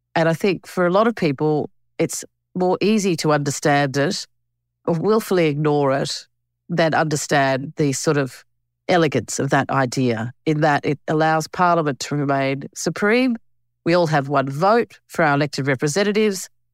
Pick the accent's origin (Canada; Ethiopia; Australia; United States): Australia; also born or lived in Alice Springs, Northern Territory / Canberra, Australian Capital Territory; I grew up both in Alice and Canberra